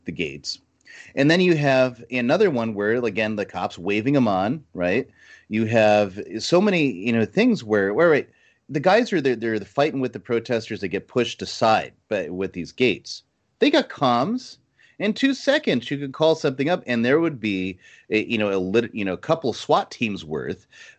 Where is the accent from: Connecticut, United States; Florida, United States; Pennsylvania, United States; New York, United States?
Connecticut, United States; moved away; I was from Connecticut at the time